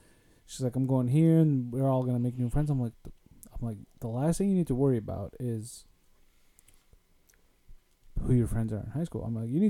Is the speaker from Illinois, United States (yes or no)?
yes; Summit Argo, Illinois, United States; growing up in Summit Argo, there was definitely tougher kids and not so tougher kids.